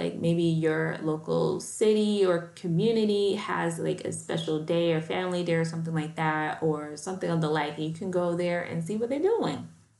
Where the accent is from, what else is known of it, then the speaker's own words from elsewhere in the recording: Chicago, Illinois, United States; You know, I'm from Chicago, so we're used to the taste of Chicago every summer.